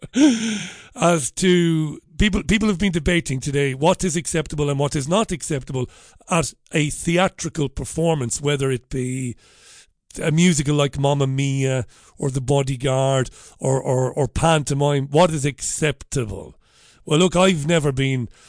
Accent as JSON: {"language": "English", "town": "Waterford", "region": "Munster", "country": "Ireland", "tie": "born or raised there", "said": "I'm a working class boy from Ballybeg in Waterford"}